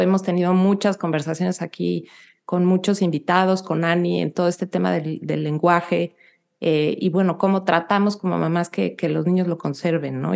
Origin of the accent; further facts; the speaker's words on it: Mexico City, Mexico; moved away as an adult; now in United States; yo nací y crecí en la Ciudad de México hasta los 27 años